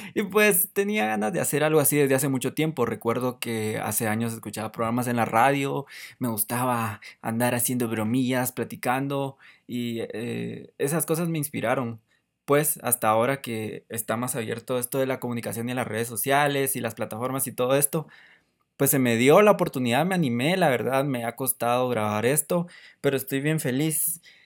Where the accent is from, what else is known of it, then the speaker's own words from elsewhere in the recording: Guatemala; soy de Guatemala